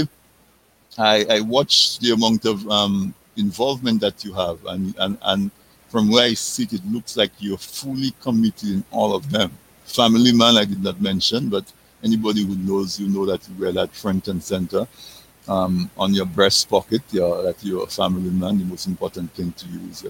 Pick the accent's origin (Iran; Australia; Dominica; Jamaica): Dominica; moved away; I was from Dominica.